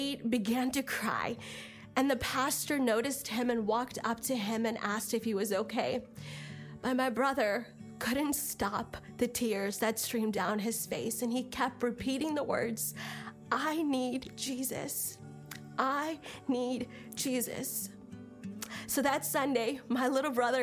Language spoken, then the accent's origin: English; India; I was born in India into an Orthodox Christian home